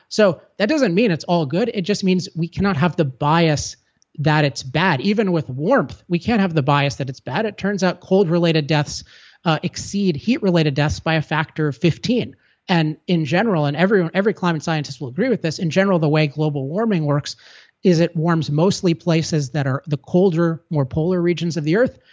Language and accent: English; California, United States; I'm from California